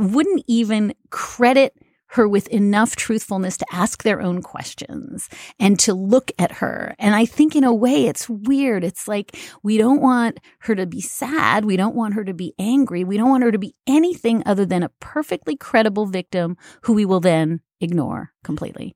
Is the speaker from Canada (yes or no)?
yes; Canada; moved away; I am Canadian